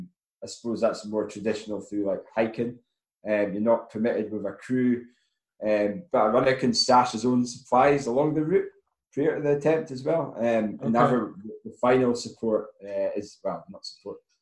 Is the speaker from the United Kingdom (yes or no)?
yes; Forres, Scotland, United Kingdom; my hometown of Forest Tom